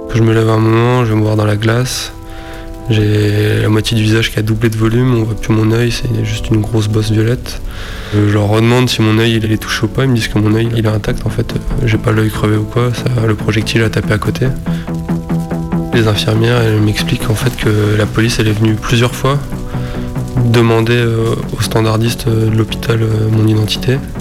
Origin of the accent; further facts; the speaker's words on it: Lille, Hauts-de-France, France; Je viens de Lille, j'ai 25 ans.